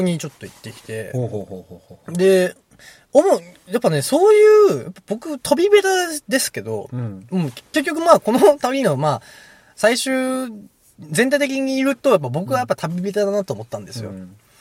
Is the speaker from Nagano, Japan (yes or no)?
no; Hiroshima, Japan; now in Ishikawa, Japan; 広島出身